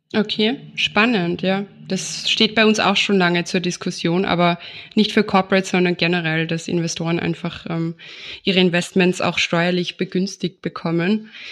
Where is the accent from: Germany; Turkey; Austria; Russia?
Austria; bei uns in Österreich